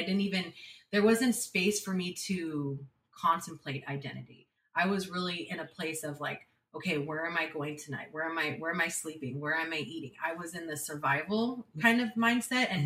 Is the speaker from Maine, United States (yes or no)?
no; San Jose, California, United States; I was born and raised in San Jose, California.